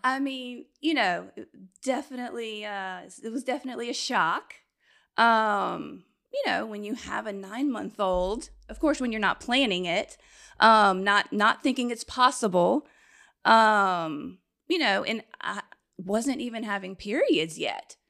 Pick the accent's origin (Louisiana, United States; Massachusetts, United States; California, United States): Louisiana, United States; Baton Rouge; also born or lived in Austin, Texas; I'm from Baton Rouge.